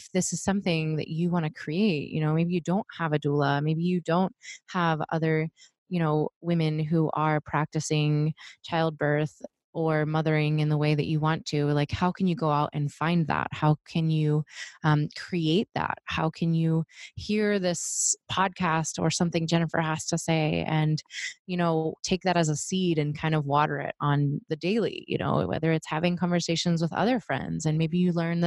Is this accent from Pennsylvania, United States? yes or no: yes; Pittsburgh, Pennsylvania, United States; moved away; I'm from the East Coast, I'm from Pittsburgh